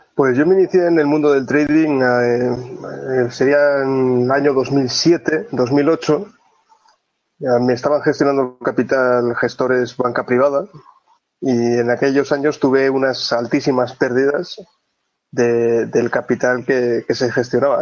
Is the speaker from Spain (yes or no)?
yes; Oviedo, Asturias, Spain; Soy, soy de Oviedo, del Principado de Asturias, y vivo, vivo en Oviedo también